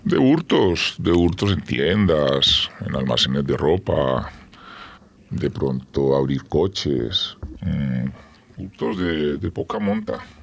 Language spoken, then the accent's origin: Spanish; Armenia, Quindío, Colombia; Soy de una ciudad que se llama Armenia